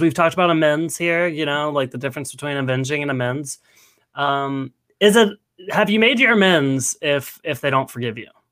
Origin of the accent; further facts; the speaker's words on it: Nashville, Tennessee, United States; I was born and raised in Nashville, Tennessee